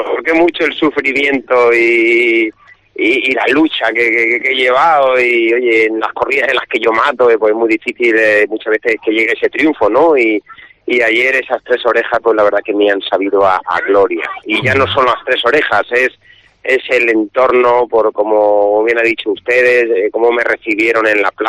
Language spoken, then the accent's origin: Spanish; Salamanca, Castile and León, Spain; Somos muchos los de Salamanca que venimos a la feria